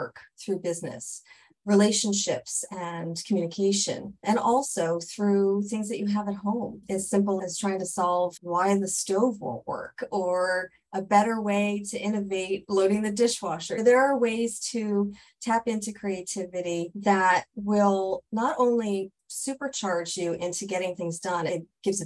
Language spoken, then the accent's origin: English; New Jersey, United States; I'm originally from New Jersey